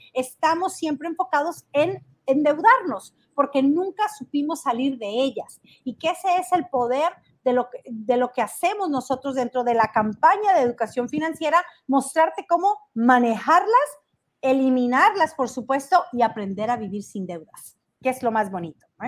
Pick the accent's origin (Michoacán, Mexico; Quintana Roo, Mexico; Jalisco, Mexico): Jalisco, Mexico; Tecolotlán; now in Los Angeles, United States; desde mi pueblo natal, desde Tequesquitlán, Jalisco, donde crecí, donde me vieron correr por las calles de este pueblo